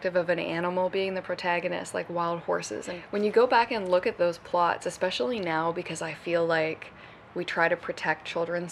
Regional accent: North Bay, Ontario, Canada; I grew up in Northern Ontario. Spent most of my childhood in the forest

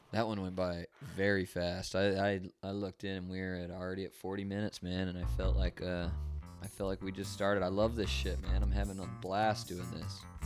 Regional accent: Fresno, California, United States; also born or lived in Utah; I was born in Utah, moved to pretty much Fresno

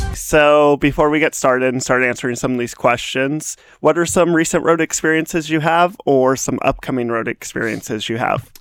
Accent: Nevada, United States; it was in the middle of nowhere, Nevada. I, I love, I love my, my home state

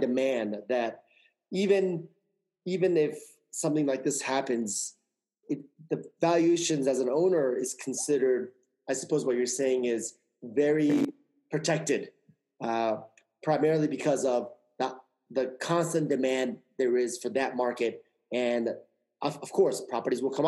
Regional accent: New York, United States; I'm a New York guy. I'm a New Yorker

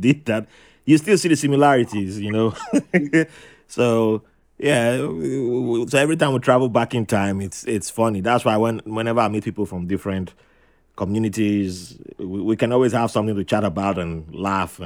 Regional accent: Nigeria; also born or lived in New York; now in United States; first time as a kid back in Nigeria, you know, where I was born

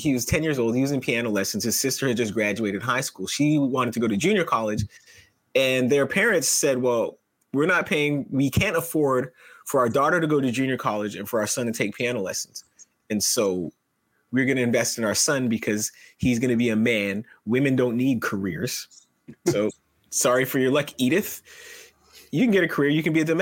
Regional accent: Mississauga, Ontario, Canada; also born or lived in Toronto; we grew up in Southern Ontario, like near the border.

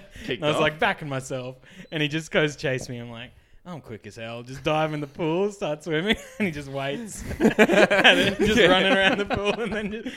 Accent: Queensland, Australia; as a Queenslander

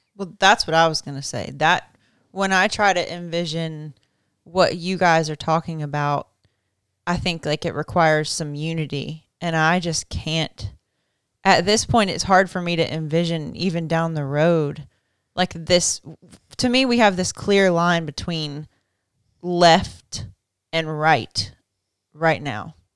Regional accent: United States; I'm proud to be an American, I'm an American

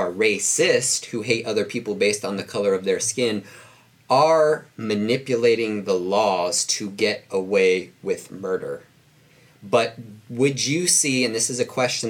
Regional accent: Bellflower, California, United States; It was mostly Black and Hispanic where I grew up in Bellflower. That's in Southern California.

